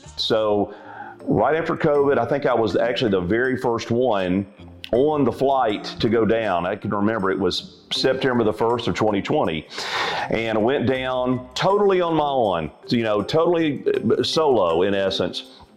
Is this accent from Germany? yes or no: no; Alabama, United States; also born or lived in Florida / Chicago; I'm from Alabama and have basically lived in Alabama most of my life.